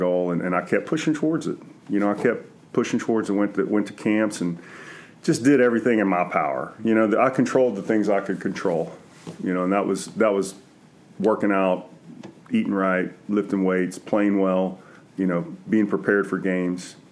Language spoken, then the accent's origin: English; Centerville, Texas, United States; also born or lived in Houston; I grew up in Centerville, which is about an hour from College Station.